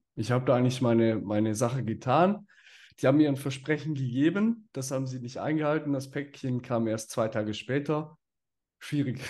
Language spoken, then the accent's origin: German; Switzerland